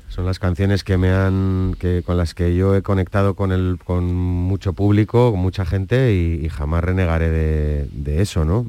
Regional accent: San Sebastián, Basque Country, Spain; soy donostiarra

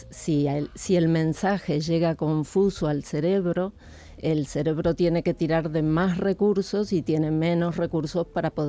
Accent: Argentina; moved away as an adult; now in Spain; Argentina, pero hace 35 años que vivo aquí.

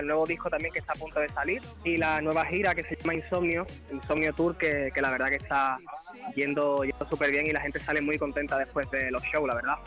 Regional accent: Andalusia, Spain; ser andaluz

